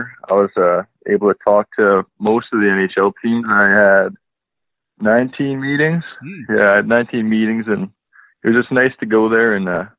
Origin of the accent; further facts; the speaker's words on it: Leduc, Alberta, Canada; also born or lived in Seattle / Kelowna; Born and raised here